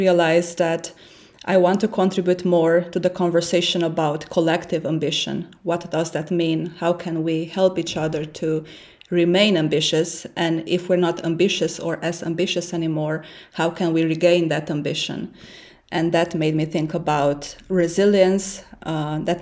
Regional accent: Romania; English is a second language; moved away as an adult; also born or lived in Switzerland; now in Berlin, Germany; as an immigrant living in Berlin and then in Switzerland, I'm originally from Romania

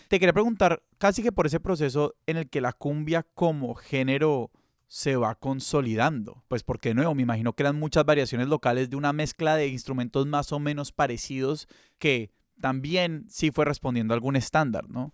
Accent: Colombia; nosotros, digamos, como colombianos

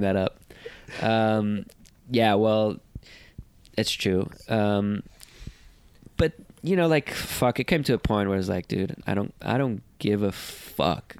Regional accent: Portugal; I came from Portugal a country that was not known to the ins- entire surfing world

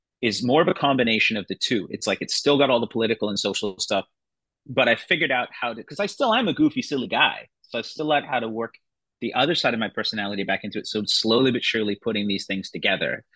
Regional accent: Canada; also born or lived in England; I was born in there and I grew up in Canada

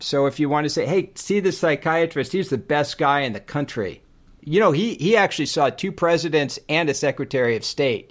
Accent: Laguna Beach, California, United States; I'm from Laguna and I'm a surfer.

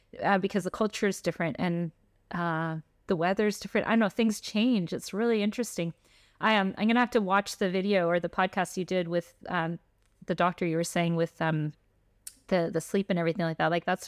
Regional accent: Canada; also born or lived in Switzerland / Florida, United States; Yeah. So like, just to clarify, we're actually Canadian and Swiss.

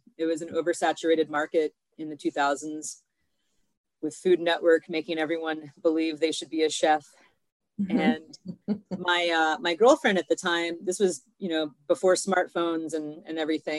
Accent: Kentucky, United States; moved away as an adult; now in Chicago, United States; I have been in Chicago for about 20 years. I came here from Kentucky, where I got my culinary degree in Louisville.

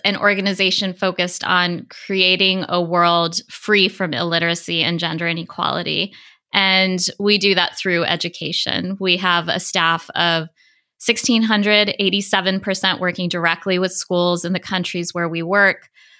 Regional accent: East Coast, United States; also born or lived in New York City / India / Spring, Texas; Yeah, I was born in New York City and grew up across many locations on the East Coast of the United States, as well as in India.

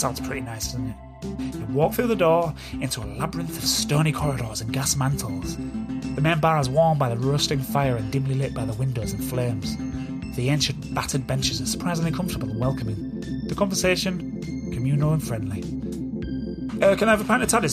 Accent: Beverley, Yorkshire and the Humber, United Kingdom; my hometown, Beverley

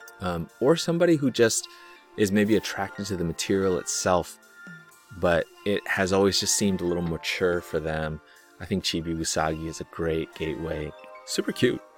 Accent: United States; I'm Chinese American

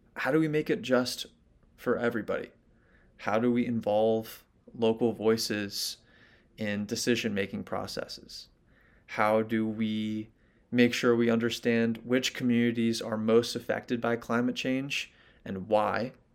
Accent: New York City, New York, United States; I grew up in New York City

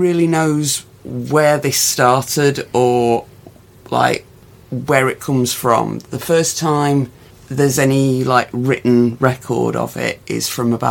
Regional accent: Midlands, England, United Kingdom; accent: Midlands; my Midlands accent

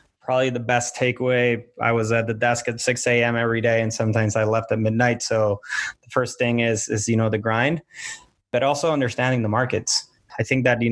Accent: Puerto Rico; now in Miami, United States; I'm from Puerto Rico

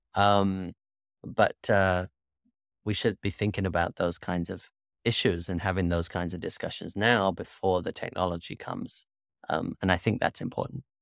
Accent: United Kingdom; moved away as an adult; also born or lived in Singapore / Malaysia; now in United States; I grew up in the United Kingdom

